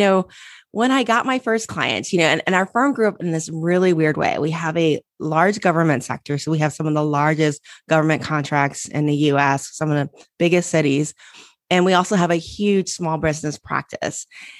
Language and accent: English; Cincinnati, Ohio, United States; I grew up in Cincinnati, Ohio, go Bucks, okay. Went to Ohio State.